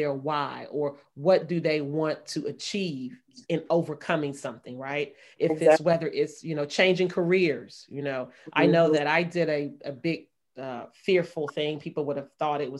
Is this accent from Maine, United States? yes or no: no; Maryland, United States; moved away as an adult; also born or lived in Brooklyn, New York; I was still in the comfort of my hometown where I grew up.